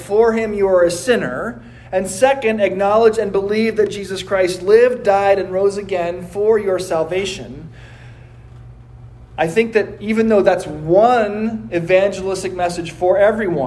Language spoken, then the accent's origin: English; United States; I am an American